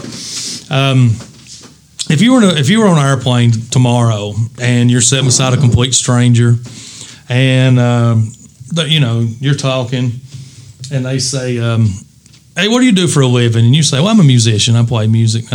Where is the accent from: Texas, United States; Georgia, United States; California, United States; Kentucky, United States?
Kentucky, United States; Eastern; if you're from Eastern Kentucky like us